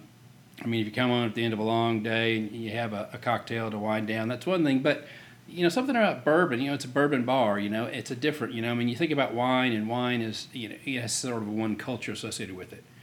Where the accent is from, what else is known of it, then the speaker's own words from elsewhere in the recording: Lexington, Kentucky, United States; I'm from Kentucky. I grew up in Lexington